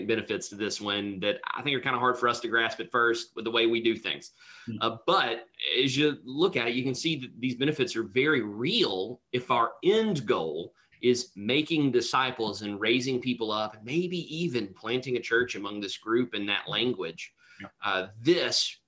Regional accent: United States; accent: hillbilly; now in Houston, United States; growing up where I grew up, English was somewhat of a second language for us. I spoke hillbilly. It's my first language

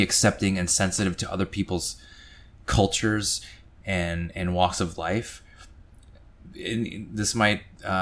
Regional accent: Grand Rapids, Michigan, United States; So I grew up in Grand Rapids, Michigan, and I was in fifth grade at the time

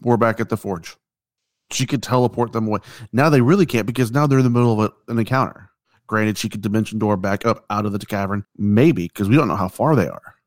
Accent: United States; I'm American

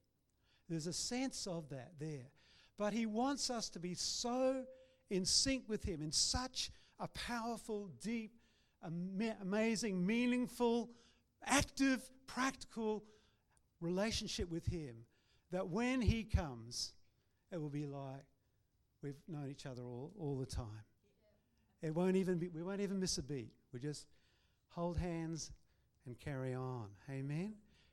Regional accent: Christchurch, Canterbury, New Zealand; now in Brisbane, Australia; we were from two nations, and we had to relate virtually. We built a relationship. And so when I came over to Brisbane from Christchurch and arrived here, it was amazing.

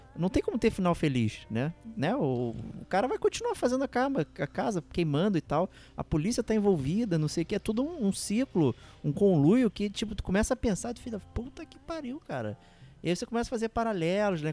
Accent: Brazil; A gente, como brasileiro

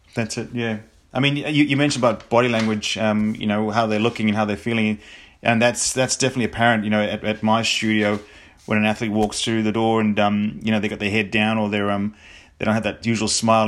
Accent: New Zealand; me being being a Kiwi

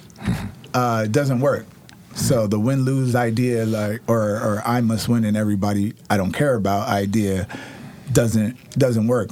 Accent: New York, United States; now in Oregon, United States; I'm from New York

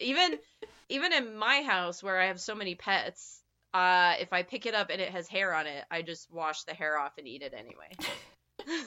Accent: eastern Nevada, United States; moved away; I grew up on the eastern side of Nevada

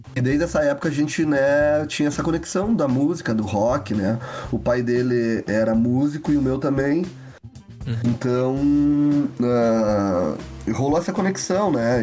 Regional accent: Lagoa Vermelha, Rio Grande do Sul, Brazil; moved away as an adult; now in Porto Alegre, Brazil; vim da cidade de Lagoa Vermelha, interior do Rio Grande do Sul, morar em Porto Alegre em 2000

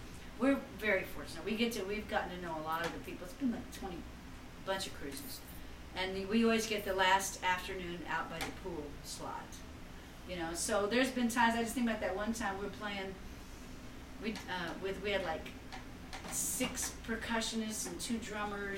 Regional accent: Texas, United States; growing up in Texas

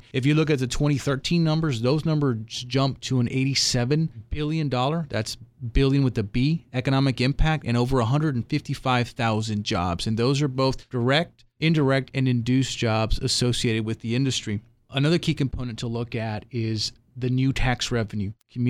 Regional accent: South Texas, United States; I grew up in South Texas, been a native, born and raised there for 18 years

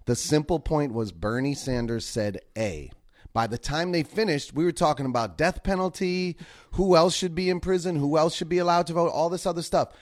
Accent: Boston, Massachusetts, United States; I'm from Boston

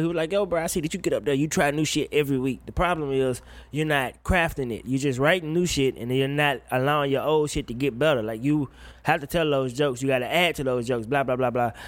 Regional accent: Woodville, Mississippi, United States; moved away as an adult; I went home for my high school's homecoming. And, uh, ain't shit changed in my hometown

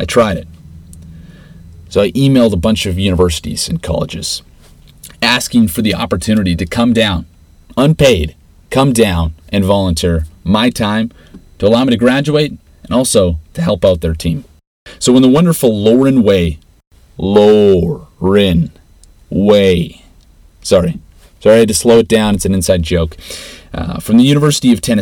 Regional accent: Regina, Saskatchewan, Canada; Growing up in Regina, there's a close-knit culture and community bond

